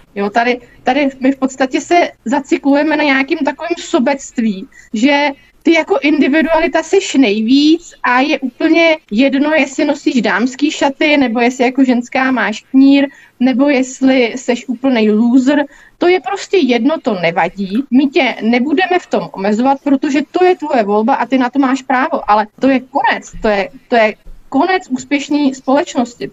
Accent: Mladá Boleslav, Central Bohemian Region, Czechia; jsem z Mladý Boleslavy

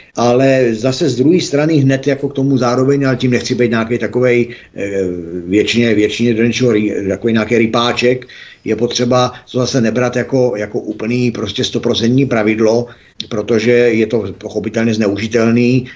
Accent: Czechia; protože jsem Čech

